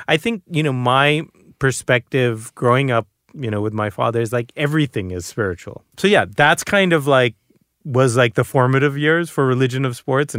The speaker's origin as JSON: {"language": "English", "town": "Boston", "region": "Massachusetts", "country": "United States", "tie": "born or raised there", "said": "So I'm first generation American. You know, I'm the first person in my family to be born outside of India. And I grew up in Boston."}